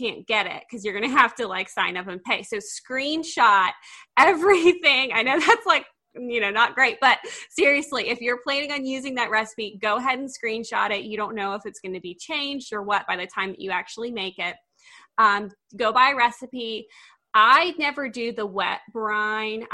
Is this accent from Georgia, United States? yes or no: yes; Augusta, Georgia, United States; now in Tennessee, United States; I was raised in Augusta, Georgia, which is like the heart of the South. And now I live in Tennessee